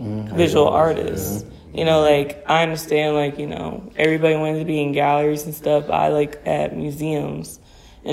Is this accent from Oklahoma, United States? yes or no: no; Cleveland, Ohio, United States; moved away; I'm from Cleveland